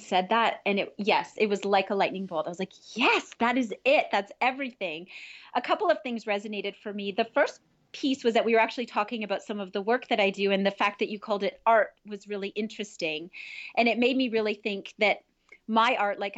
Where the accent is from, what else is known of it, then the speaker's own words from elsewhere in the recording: Northern Ontario, Canada; I grew up in Northern Ontario